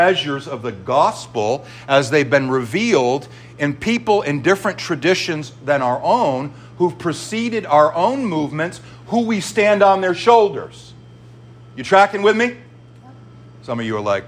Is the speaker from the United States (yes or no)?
yes; Northeast, United States; I'm from the Northeast.